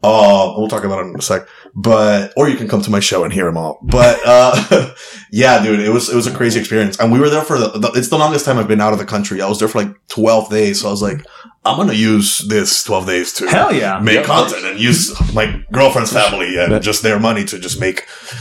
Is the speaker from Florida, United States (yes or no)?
yes; Miami, Florida, United States; to feel like I'm a Latino that happens to be a comedian, or a comedian that happens to be Latino. I'm from Miami.